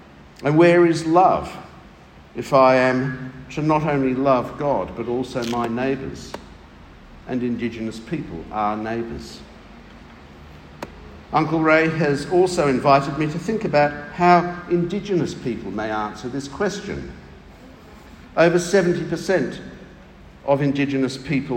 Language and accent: English; England, United Kingdom; now in Australia; I come from England